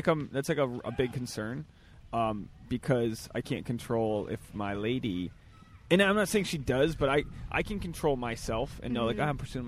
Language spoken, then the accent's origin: English; New England, United States; moved away; I'm from New England.